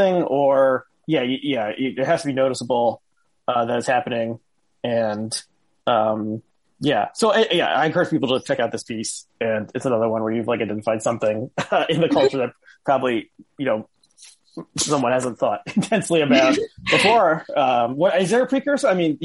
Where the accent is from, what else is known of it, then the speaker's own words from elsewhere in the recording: New Jersey, United States; I grew up in New Jersey